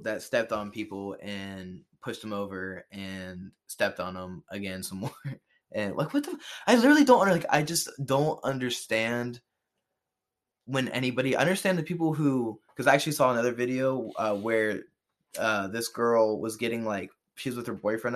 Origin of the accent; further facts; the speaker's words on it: Cincinnati, Ohio, United States; we're from Cincinnati